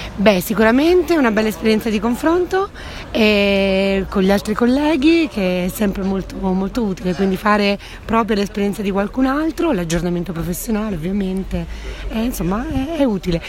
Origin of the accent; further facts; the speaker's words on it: Cinisello Balsamo, Lombardy, Italy; Vengo da Milano, anzi preciso Cinisello Balsamo.